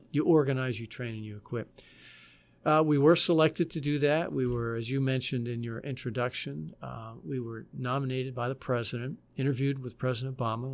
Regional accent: Butler, Pennsylvania, United States; moved away; I'm from Butler, Pennsylvania, which is a steel town in western Pennsylvania. My dad was a steel worker

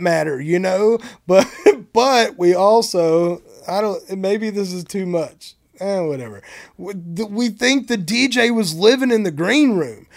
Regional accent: Bonham, Texas, United States; I'm from Bonham, Texas

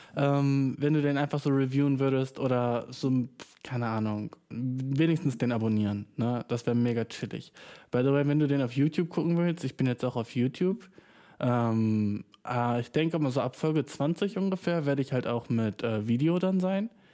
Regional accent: Germany; Ich bin nur schwarz, weißt du, ich bin Deutscher

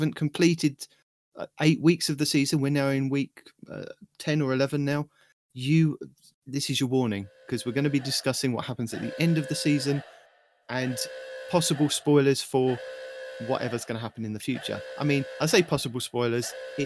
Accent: United Kingdom; I'm your British host

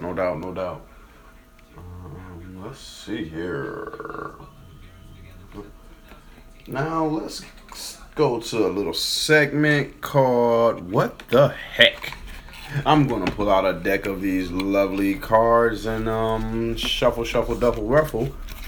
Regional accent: Detroit, Michigan, United States; my hometown Detroit Tigers

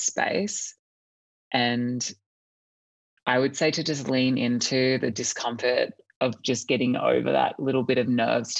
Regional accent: Australia; I am from Australia.

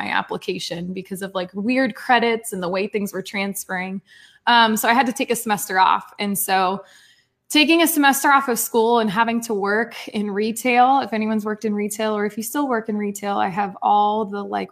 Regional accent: Port St. Lucie, Florida, United States; moved away as an adult; also born or lived in Fort Myers; from my hometown to somewhere new

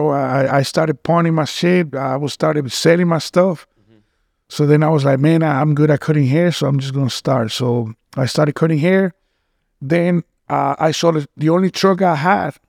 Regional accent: Boca Raton, Florida, United States; moved away as an adult; also born or lived in Mexico / Cancun, Mexico / Utah; now in Miami, United States; I was born in Mexico, but I was raised uh, here in Boca. Okay. I lived in Boca uh, when I was a kid. Then I went back home and I went back to Cancun when I was 20. And I lived there from 20 all the way to 35.

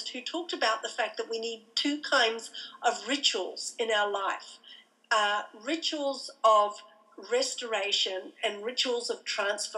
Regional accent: Australia; moved away as an adult; I'm an Australian

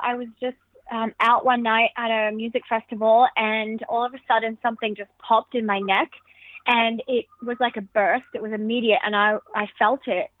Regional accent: Alice Springs, Northern Territory, Australia; from where I grew up in Alice Springs

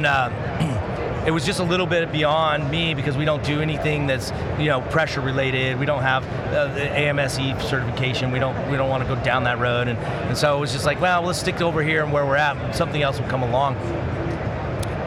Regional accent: Castle Rock, Colorado, United States; now in Las Vegas, United States; I grew up in Castle Rock

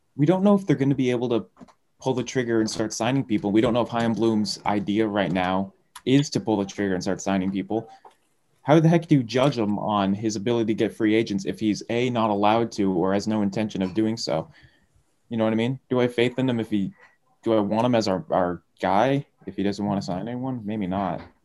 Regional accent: Massachusetts, United States; my home state

